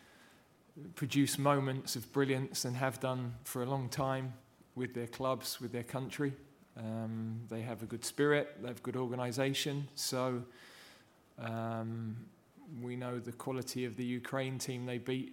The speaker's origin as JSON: {"language": "English", "region": "England", "country": "United Kingdom", "also_born_or_lived": "Yorkshire", "said": "being an Englishman"}